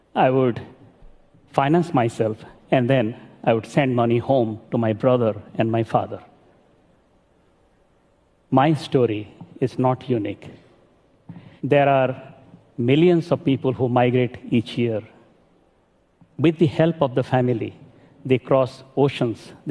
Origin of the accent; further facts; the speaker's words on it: Sindhekela, Odisha, India; moved away as an adult; also born or lived in Sambalpur, India; now in Washington, D.C., United States; I live in Washington, D.C. But I grew up in Sindhekela, a village in Orissa in India